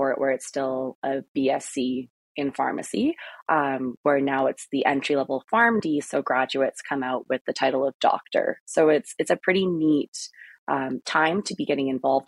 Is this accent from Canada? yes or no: yes; Thunder Bay, Ontario, Canada; moved away as an adult; also born or lived in Edmonton; I'm from Thunder Bay originally